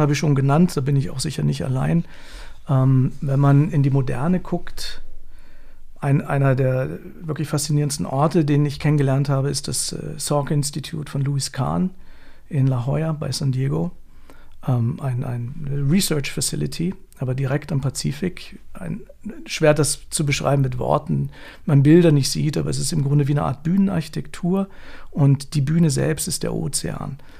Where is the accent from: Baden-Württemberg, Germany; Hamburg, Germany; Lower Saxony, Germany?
Lower Saxony, Germany; Hanover; Ich komme aus Hannover